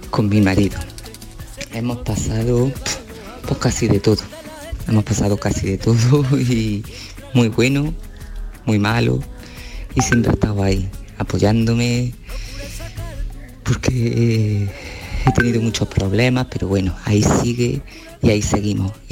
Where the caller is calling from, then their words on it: Córdoba, Andalusia, Spain; de Córdoba.